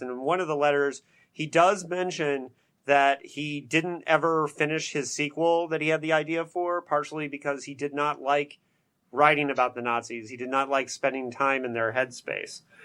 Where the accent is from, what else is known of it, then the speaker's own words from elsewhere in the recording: Bloomington, Indiana, United States; straight out of Bloomington, Indiana, my hometown